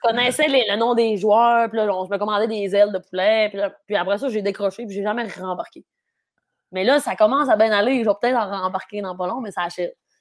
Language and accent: French; Dolbeau-Mistassini, Quebec, Canada; j'ai grandi à Mistassini. Je n'ai jamais habité à Dolbo.